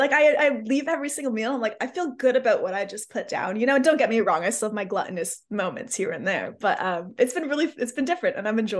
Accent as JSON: {"language": "English", "country": "Canada", "said": "I'm a Canadian."}